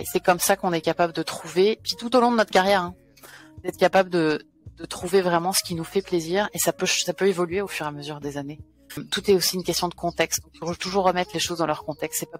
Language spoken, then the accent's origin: French; France; je suis française, d'où l'accent. j'ai j'ai grandi un peu partout parce que mon père était militaire.